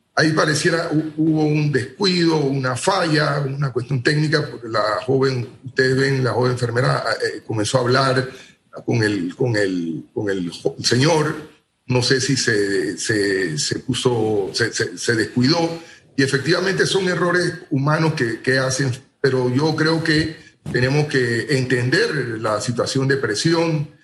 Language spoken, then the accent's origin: Spanish; Panama; nosotros como panameños